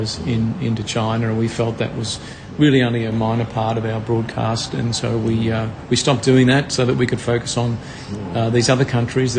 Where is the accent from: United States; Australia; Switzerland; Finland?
Australia; Melbourne, Victoria; I'm from Melbourne, born and bred in Melbourne